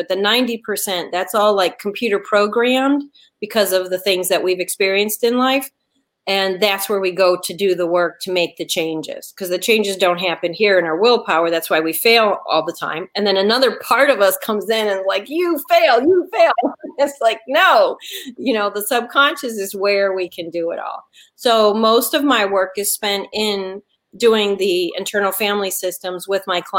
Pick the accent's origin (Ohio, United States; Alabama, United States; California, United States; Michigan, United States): Michigan, United States; Detroit; now in Atlanta, United States; I was born and raised in Detroit, and then I've lived all over. But I'm talking to you today from Atlanta, which is my home